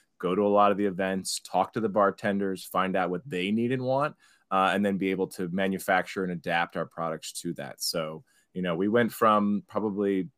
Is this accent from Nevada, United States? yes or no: no; Cincinnati, Ohio, United States; moved away as an adult; also born or lived in New York City; I'm from Cincinnati originally.